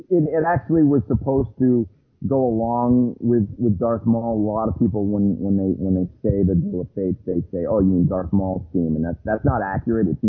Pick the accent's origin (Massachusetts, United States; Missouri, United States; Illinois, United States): Massachusetts, United States; Boston; we're from Boston